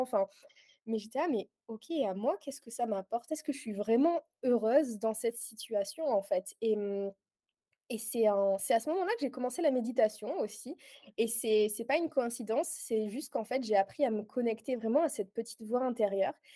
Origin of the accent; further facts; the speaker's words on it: Aix-en-Provence, Provence-Alpes-Côte d'Azur, France; moved away as an adult; now in Guernsey; je suis originaire d'Aix-en-Provence, mais j'ai déménagé il y a un mois sur la petite île de Guernesey.